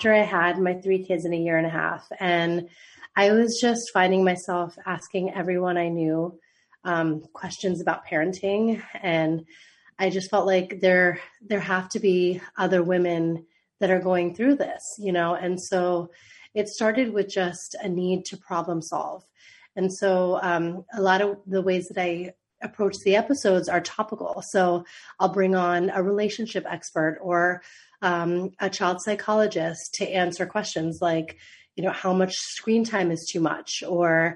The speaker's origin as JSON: {"language": "English", "country": "United States", "tie": "born or raised there", "also_born_or_lived": "Mumbai, India / Boston, United States / Miami, United States", "said": "growing up just outside DC, where I'm from"}